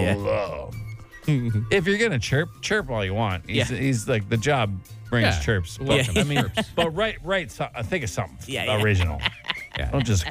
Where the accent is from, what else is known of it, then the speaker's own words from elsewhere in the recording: Ottawa, Ontario, Canada; I'm from Ottawa